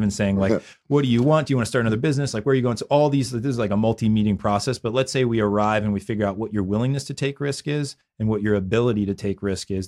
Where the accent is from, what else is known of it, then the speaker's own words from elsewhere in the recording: Philadelphia, Pennsylvania, United States; I grew up in Philadelphia